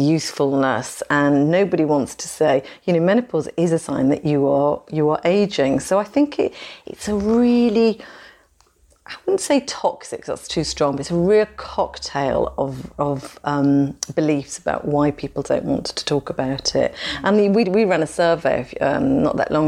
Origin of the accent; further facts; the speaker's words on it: United Kingdom; We're British.